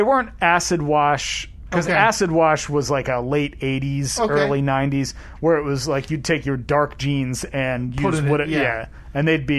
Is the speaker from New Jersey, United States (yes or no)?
yes; western New Jersey, United States; I grew up on the western side of New Jersey.